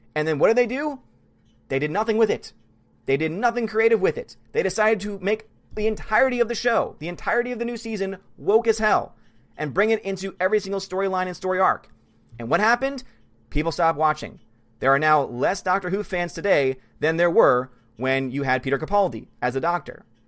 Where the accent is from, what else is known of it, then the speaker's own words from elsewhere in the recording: Australia; I'm an Aussie